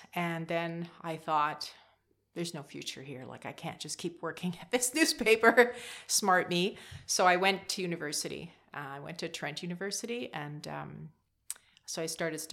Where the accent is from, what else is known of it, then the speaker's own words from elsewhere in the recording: Vankleek Hill, Ontario, Canada; also born or lived in Montreal / Hawkesbury; they moved here from Montreal when I was about six. So I went to Hawkesbury Public School